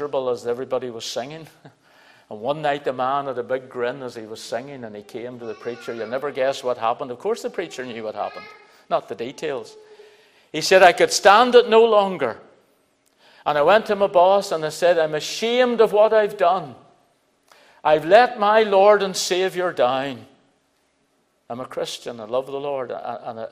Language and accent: English; Belfast, Northern Ireland, United Kingdom; I was brought up in Belfast